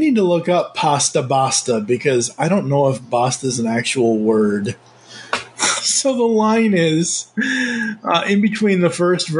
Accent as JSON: {"language": "English", "region": "Massachusetts", "country": "United States", "tie": "born or raised there", "said": "I grew up in Massachusetts, I should know this"}